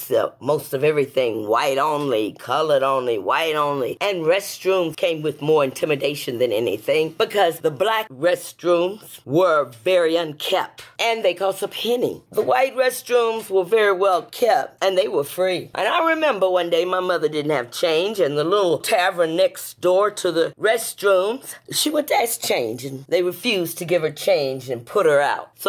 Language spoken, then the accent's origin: English; Houston, Texas, United States; I was born in the South. I was born in Houston, Texas during the segregation and during all of the busing of black people